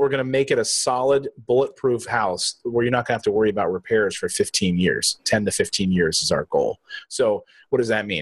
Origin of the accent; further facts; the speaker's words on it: East Coast, United States; I'm from the East Coast